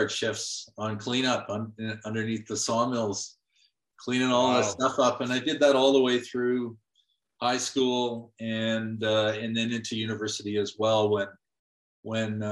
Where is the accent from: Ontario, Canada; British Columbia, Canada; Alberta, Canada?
British Columbia, Canada; North Vancouver; now in Calgary, Canada; So I grew up in Vancouver, North Vancouver actually.